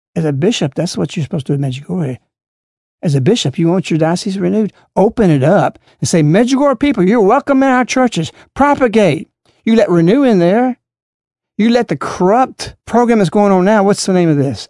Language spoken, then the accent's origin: English; United States; also born or lived in Alabama; Because I'm an American